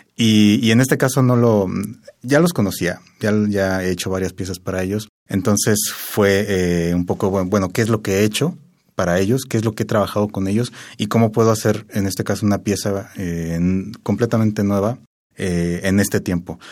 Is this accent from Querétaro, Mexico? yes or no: yes; Querétaro, Mexico; yo soy de Querétaro y vivo allá actualmente